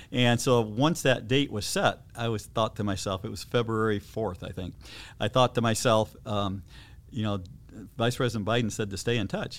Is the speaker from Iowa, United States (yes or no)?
yes; Fort Dodge, Iowa, United States; now in Coralville, United States; we had vacationed on Big Spirit Lake as a family growing up in Fort Dodge